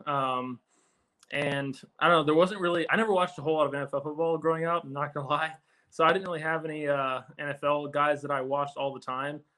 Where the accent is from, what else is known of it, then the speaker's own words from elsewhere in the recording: Houston, Texas, United States; moved away as an adult; now in New Jersey, United States; I grew up in Houston and went to uh, college at Texas A&M. So I haven't really left that 100 mile radius in my life.